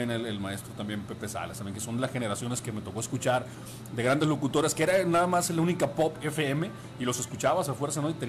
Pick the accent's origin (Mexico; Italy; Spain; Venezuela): Mexico; San Blas, Sinaloa; now in Los Mochis, Mexico; mejor yo soy de San Blas el Fuerte, aquí cerquita de la ciudad de los moches